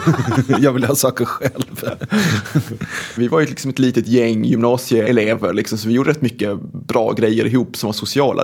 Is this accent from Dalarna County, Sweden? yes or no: no; Svedala, Skåne, Sweden; now in Gothenburg, Sweden; Jag är uppvuxen på en grisgård som heter Grönjung som ligger mellan två samhällen med ett Bara och Klågrupp utanför Malmö. Det är en mm. kommun som heter Svedala